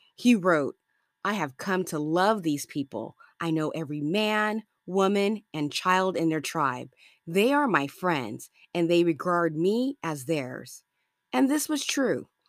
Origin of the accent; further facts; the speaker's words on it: Los Angeles, California, United States; I'm from Los Angeles, California